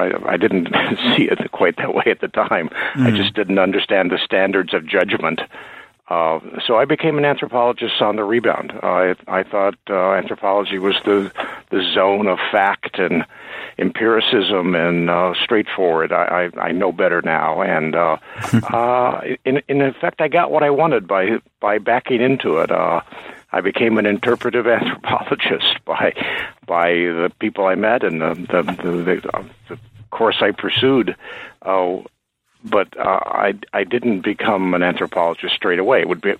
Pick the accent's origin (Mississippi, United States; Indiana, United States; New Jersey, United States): Indiana, United States; also born or lived in Chicago; now in Maine, United States; I grew up in Indiana. I came to New England to go to college, went back to the Midwest to go to graduate school at Chicago, got a job in the state of Maine, and I've been here ever since.